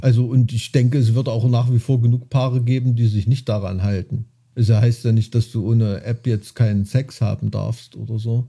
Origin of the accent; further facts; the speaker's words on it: Thuringia, Germany; bei uns in Thüringen